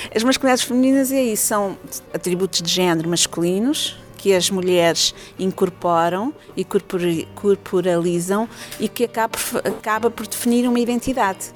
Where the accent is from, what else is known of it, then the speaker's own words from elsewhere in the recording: Portugal; also born or lived in Angola / Leuven, Belgium; now in Salvador, Brazil; eu sou portuguesa